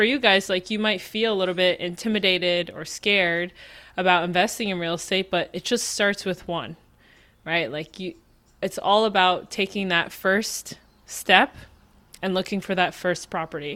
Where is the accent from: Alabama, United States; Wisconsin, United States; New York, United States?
New York, United States; New York City; I'm from Queens